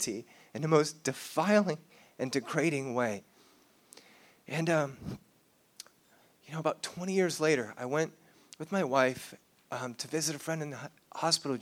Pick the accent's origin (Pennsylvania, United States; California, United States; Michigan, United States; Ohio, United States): California, United States; South Orange County; I grew up in South Orange County, California